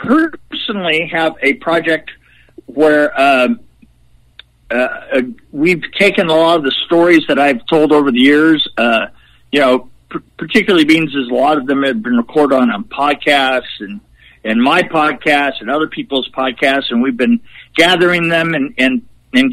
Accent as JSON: {"language": "English", "region": "West Coast", "country": "United States", "tie": "born or raised there", "moved": "as an adult", "lives_now": "Nashville area, United States", "said": "I've been a West Coast boy all my life"}